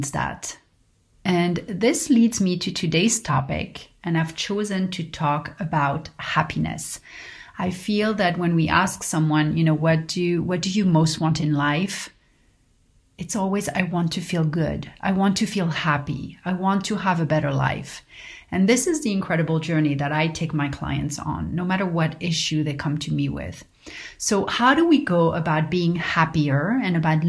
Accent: Paris, Île-de-France, France; growing up in Paris

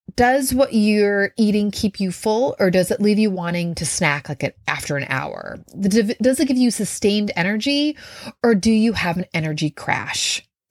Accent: Minnesota, United States; I grew up in Minnesota

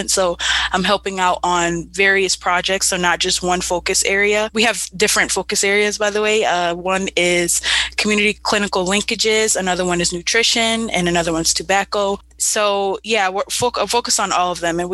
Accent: Buffalo, New York, United States; I was born and raised in Buffalo, involved in several uh, social action organizations in Buffalo.

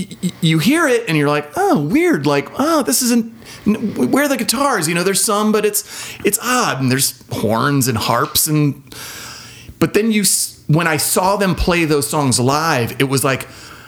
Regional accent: San Diego, California, United States; But here's the thing. In San Diego, there was a big, healthy punk rock scene, and so those were the shows I went to.

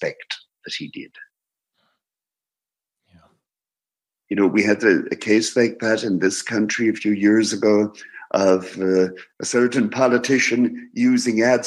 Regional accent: Ireland; I am Irish.

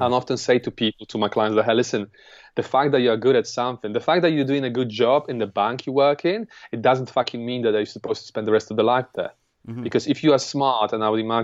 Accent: Poland; English is a second language; moved away as an adult; now in London, United Kingdom; I'm an immigrant from Poland. I came here 11 years ago at the age of 22

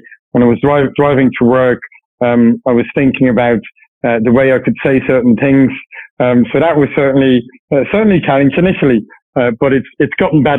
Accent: Luxembourg; Luxembourg. Family's in Luxembourg since a few generations, always lived in Luxembourg.

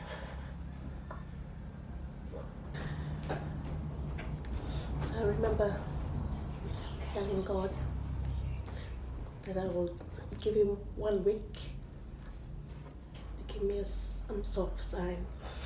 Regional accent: Cook Islands; I'm from Palmerston Island. Yeah, where I was raised there with my siblings.

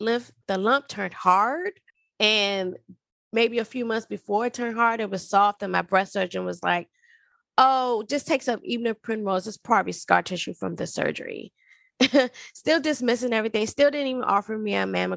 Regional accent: Washington, District of Columbia, United States; moved away as an adult; also born or lived in Alaska / Georgia; I'm originally from Washington, D.C.

